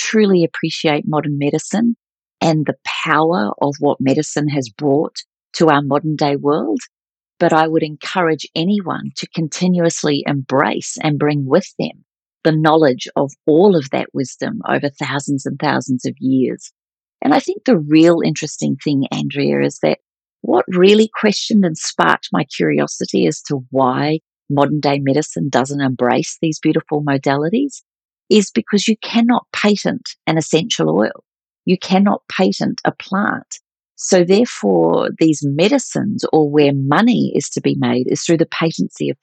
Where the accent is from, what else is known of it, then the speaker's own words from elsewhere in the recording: New Zealand; moved away as an adult; also born or lived in Melbourne, Australia; when I moved to Melbourne from New Zealand, I moved to Australia at the age of 19